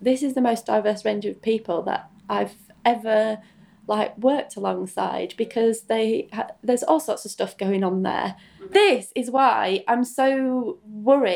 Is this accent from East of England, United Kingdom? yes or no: no; Selby, Yorkshire and the Humber, United Kingdom; I grew up in Selby, just down the road